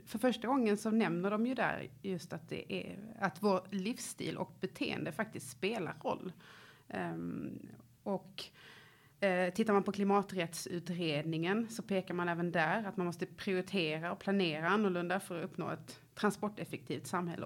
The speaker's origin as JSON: {"language": "Swedish", "town": "Lund", "region": "Skåne", "country": "Sweden", "tie": "born or raised there", "said": "Jag är uppvuxen i i Lund där jag fortfarande bor"}